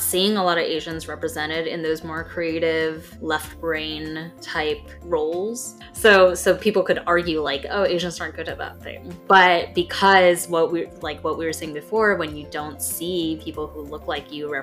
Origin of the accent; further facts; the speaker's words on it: United States; you and I were born in America